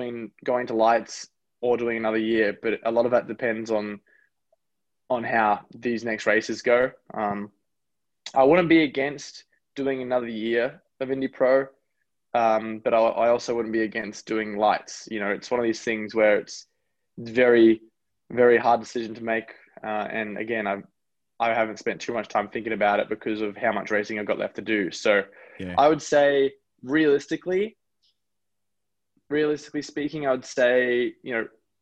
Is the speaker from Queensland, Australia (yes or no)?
yes; Gold Coast, Queensland, Australia; moved away as an adult; also born or lived in New Zealand; now in United States; I'm really proud to have grown up in Australia, and I'm really proud to be born in America